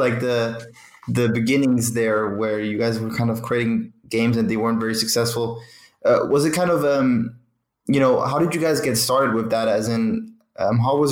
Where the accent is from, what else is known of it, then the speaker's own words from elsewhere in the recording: Düsseldorf, North Rhine-Westphalia, Germany; I'm from Germany, man. That's where I live as well.